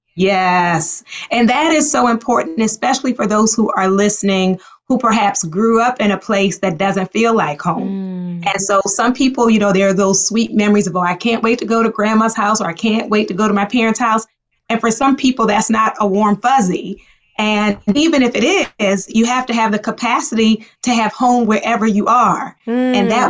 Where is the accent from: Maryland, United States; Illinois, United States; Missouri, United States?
Maryland, United States; Baltimore; also born or lived in Liberia; I grew up in Baltimore.